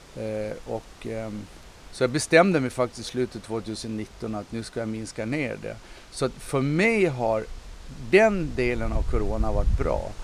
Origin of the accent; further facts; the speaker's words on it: Visby, Gotland, Sweden; när jag växte upp här i, i eh, Visby och gick i skolan